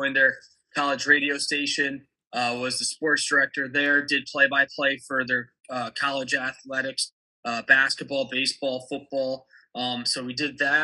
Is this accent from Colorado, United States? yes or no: no; Scranton, Pennsylvania, United States; moved away as an adult; also born or lived in Clifton, New Jersey / Philadelphia, Pennsylvania; now in Delmarva Peninsula, United States; I was born in Clifton, New Jersey, which is about 15, 20 minutes outside of New York City. But then when I was 8, my family and I moved to Scranton, Pennsylvania